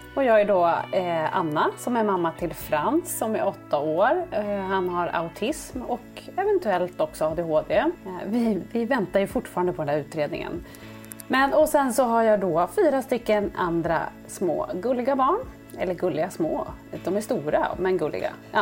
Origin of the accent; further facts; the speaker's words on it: Sundsvall, Västernorrland County, Sweden; jag är ju från Sundsvall